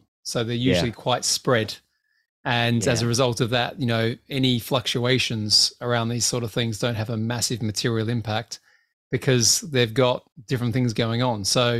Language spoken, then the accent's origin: English; Australia; now in United Kingdom; Well, yeah, I'm Australian. You forget this. I live here.